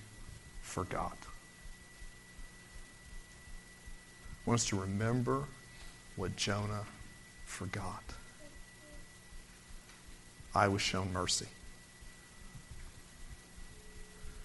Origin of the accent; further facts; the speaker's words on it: Orlando, Florida, United States; I was brought up in Orlando before Disney